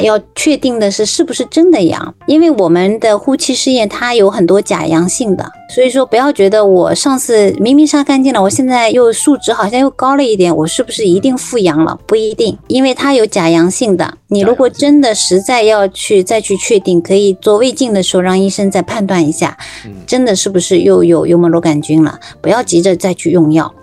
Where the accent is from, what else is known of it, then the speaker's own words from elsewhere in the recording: China; 我们中国人百分之五十到六十，就将近一半的人，他是是有幽门螺杆菌感染的